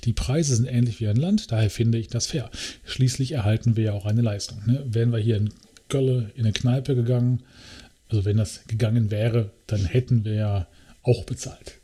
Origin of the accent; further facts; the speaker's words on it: Germany; dass wir Deutsche sind